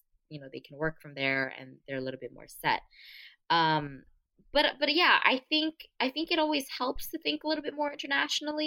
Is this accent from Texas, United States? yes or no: no; San Gabriel Valley, California, United States; also born or lived in Orange County, California; I grew up in the San Gabriel Valley, so I've most of my life I lived in Orange County for a little bit